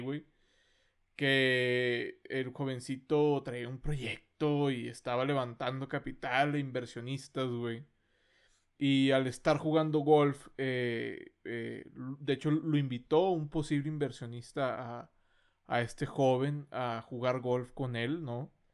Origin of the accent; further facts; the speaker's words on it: Monterrey, Nuevo León, Mexico; accent: norteño; somos del norte